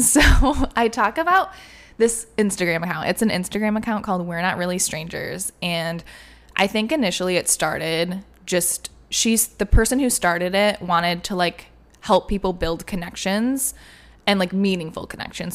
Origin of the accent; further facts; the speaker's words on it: Michigan, United States; moved away; we're both from Michigan, so we were going home for like a month